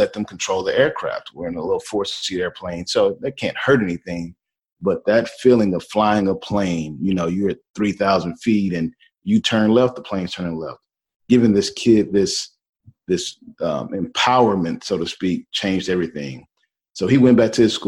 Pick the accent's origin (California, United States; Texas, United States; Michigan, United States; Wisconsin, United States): Texas, United States; Houston; moved away as an adult; also born or lived in Seattle, Washington; I'm from Houston, Texas, originally, born and raised, absolutely love my city